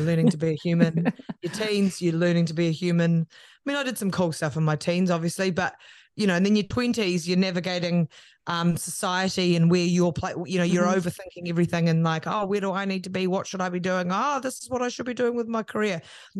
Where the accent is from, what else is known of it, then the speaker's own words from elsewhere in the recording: Christchurch, Canterbury, New Zealand; also born or lived in Waikuku Beach; we grew up in South Brighton and Christchurch and then out at Waikuku Beach in North Canterbury.